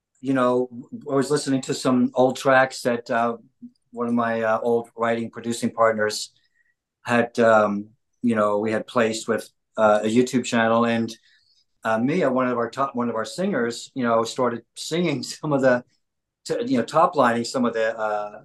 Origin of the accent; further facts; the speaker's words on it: Philadelphia, Pennsylvania, United States; now in Los Angeles, United States; I'm from Philly, so we got the East Coast thing